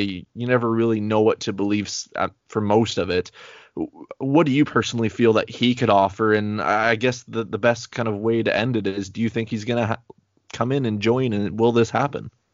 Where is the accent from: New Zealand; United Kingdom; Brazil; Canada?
Canada; I am so Canadian. Hey, I'm only, like, two hours away from Quebec, or literally an hour away from Quebec